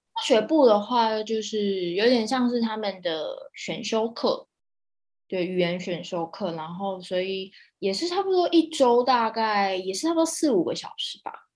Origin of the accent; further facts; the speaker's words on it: Taiwan; moved away as an adult; also born or lived in Palau; 很多台湾人 很多都市人来，我们来自那种讲求效率的那个文化